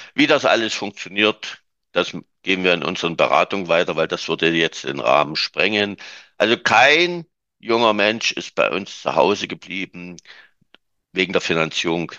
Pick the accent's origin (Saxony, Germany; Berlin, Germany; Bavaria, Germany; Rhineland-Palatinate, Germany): Saxony, Germany; bei uns in Sachsen